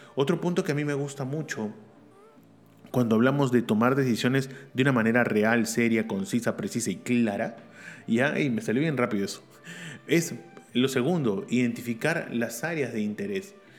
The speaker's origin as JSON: {"language": "Spanish", "country": "Peru", "said": "en mi país, Perú"}